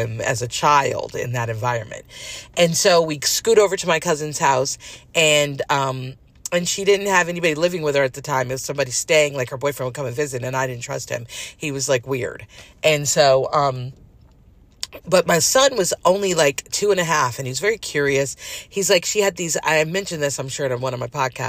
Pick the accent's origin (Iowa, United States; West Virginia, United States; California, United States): California, United States; moved away as an adult; also born or lived in New York City; I'm not a New Yorker, I'm a California girl